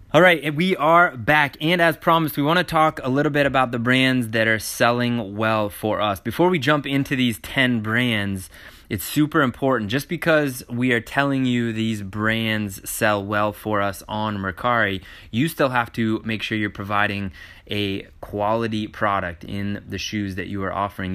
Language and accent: English; Maine, United States; we are from Maine, which is in the United States